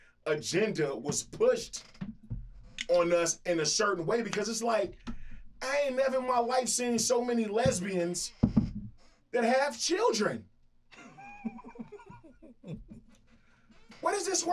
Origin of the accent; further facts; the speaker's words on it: Chicago, Illinois, United States; I'm from Chicago